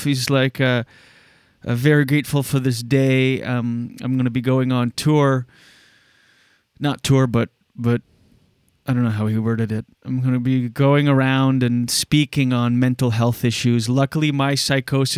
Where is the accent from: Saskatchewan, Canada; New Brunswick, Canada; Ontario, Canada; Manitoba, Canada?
New Brunswick, Canada; Moncton; also born or lived in Skidook; my hometown, Moncton.